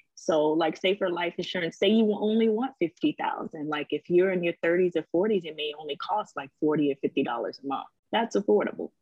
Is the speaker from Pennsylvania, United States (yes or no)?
no; Savannah, Georgia, United States; also born or lived in Misawa, Japan; now in Virginia Beach, United States; I am originally from Savannah, Georgia. Right now, we live in Virginia Beach, Virginia